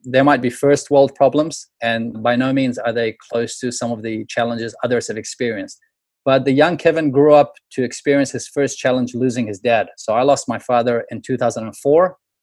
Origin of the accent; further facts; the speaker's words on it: New Zealand; moved away; growing up in New Zealand